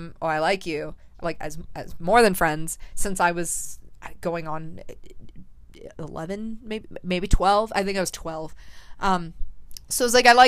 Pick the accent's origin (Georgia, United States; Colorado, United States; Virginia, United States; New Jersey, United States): Colorado, United States; also born or lived in Florida; I moved from Florida to Colorado after fourth grade. So I got here right at the start of fifth grade